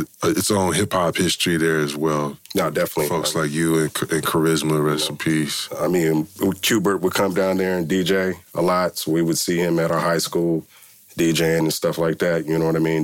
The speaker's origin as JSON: {"language": "English", "town": "Milpitas", "region": "California", "country": "United States", "tie": "born or raised there", "said": "I grew up in Milpitas, you know what I'm saying, and uh, small town"}